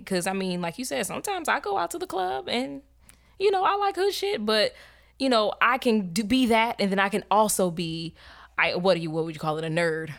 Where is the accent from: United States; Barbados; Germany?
United States; Tampa, Florida; I'm from Tampa. I speak like somebody who's fucking from Tampa